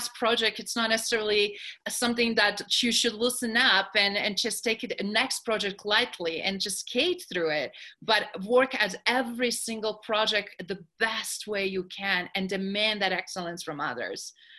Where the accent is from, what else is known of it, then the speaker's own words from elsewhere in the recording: New York, United States; And being New Yorker, and I mean being European, I'm like that directness approach is like, yeah, we can be diplomatic